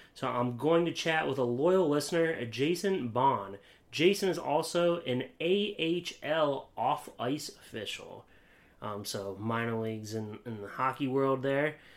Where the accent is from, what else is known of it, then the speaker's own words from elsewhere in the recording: Williamsport, Pennsylvania, United States; I grew up in Williamsport, Pennsylvania